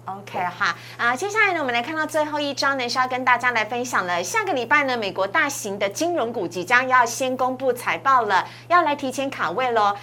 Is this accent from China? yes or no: no; Taiwan; 我们台湾人